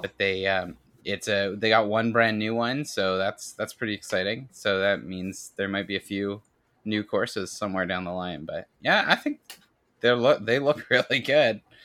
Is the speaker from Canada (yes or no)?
yes; Canada; I'm Canadian